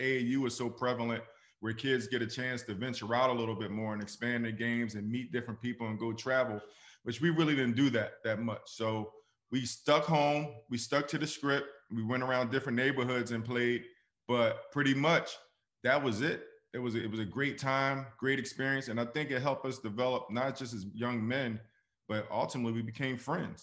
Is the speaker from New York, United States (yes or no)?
no; Philadelphia, Pennsylvania, United States; I'm from Philadelphia, Mount Airy section of Philadelphia